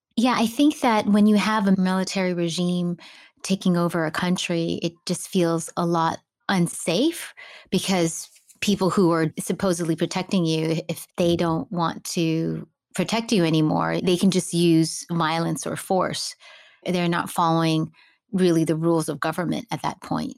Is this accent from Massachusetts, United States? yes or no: no; Hawaii, United States; moved away; also born or lived in Philippines / California; I was really fortunate to grow up in Hawaii